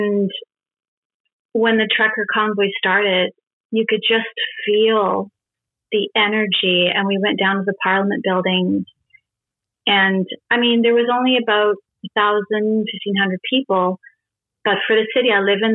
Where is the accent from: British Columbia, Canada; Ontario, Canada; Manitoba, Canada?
British Columbia, Canada; I was born and raised in British Columbia.